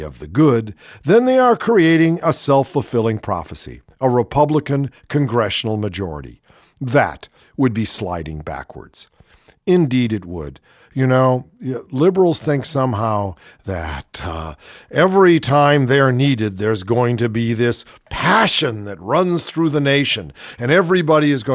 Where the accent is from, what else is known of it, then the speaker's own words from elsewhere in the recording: Cleveland, Ohio, United States; my hometown, Cleveland, my hometown also